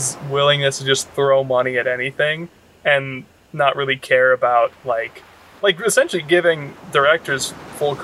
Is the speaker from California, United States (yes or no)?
yes; Northern California, United States; I grew up in Northern California